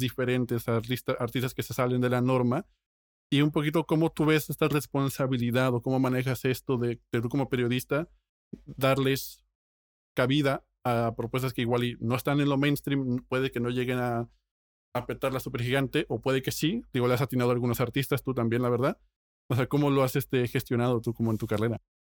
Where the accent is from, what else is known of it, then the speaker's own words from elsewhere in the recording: Mexico; yo como mexicano